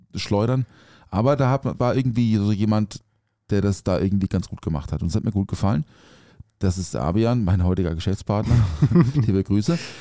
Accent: Offenburg, Baden-Württemberg, Germany; ich komme aus Offenburg, also aufgewachsen Offenburg im Schwarzwald

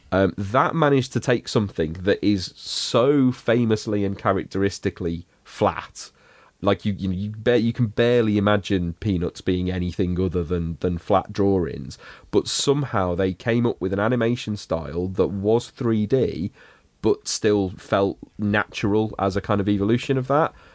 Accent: United Kingdom; for us kind of British kids watching it growing up

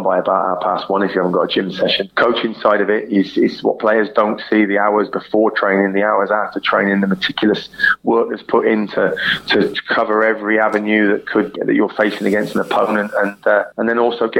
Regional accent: Swindon, South West England, United Kingdom; moved away as an adult; my hometown team, Swindon

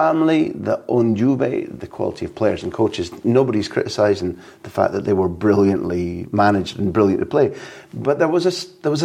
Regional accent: Scotland, United Kingdom; as a Scot

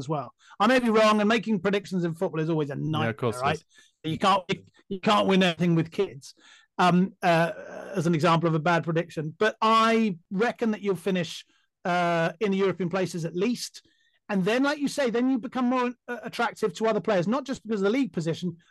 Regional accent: England, United Kingdom; as an Englishman

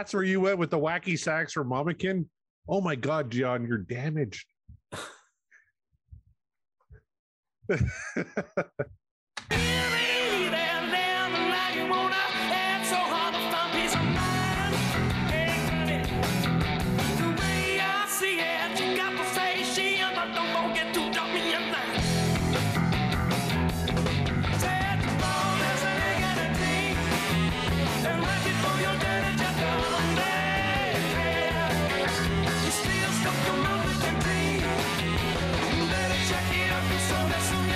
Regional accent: Canada; I'm Canadian

